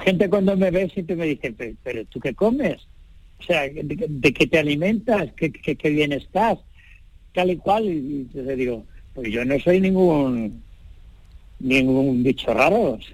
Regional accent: Linares, Andalusia, Spain; moved away; Yo soy andaluz, nací andaluz

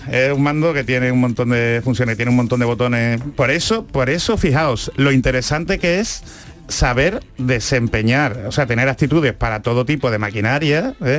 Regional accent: Andalusia, Spain; accent: Andalusian; yo que he sido un, andaluz

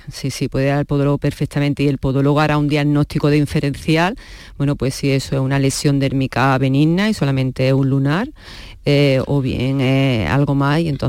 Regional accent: Córdoba, Andalusia, Spain; Yo soy cordobesa. Bueno, soy cordobesa

